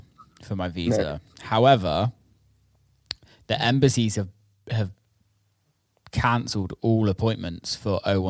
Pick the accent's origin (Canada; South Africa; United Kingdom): United Kingdom; being a British citizen